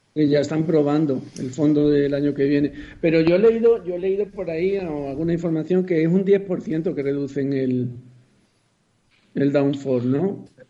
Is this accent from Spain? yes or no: yes; Spain; aquí en España